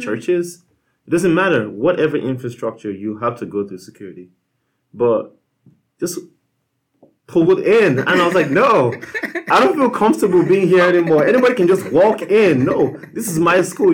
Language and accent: English; Nigeria; moved away as an adult; now in United States; I am from Nigeria, um, and uh, lived there like throughout like you know so high school